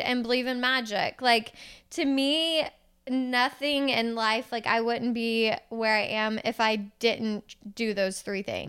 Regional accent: Houston, Texas, United States; I'm from Houston. I like I love this city

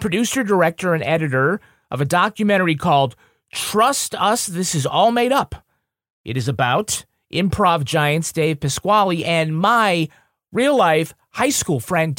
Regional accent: Holyoke, Massachusetts, United States; my hometown of Holyoke, Massachusetts, where we're both from.

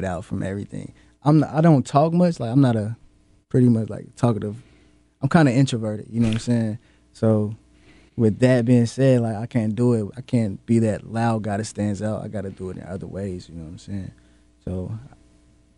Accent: North Carolina, United States

